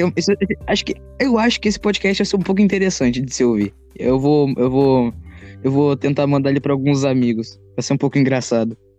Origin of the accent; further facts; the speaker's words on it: Rio Grande do Sul, Brazil; Eu sou gaúcho, eu sou do frio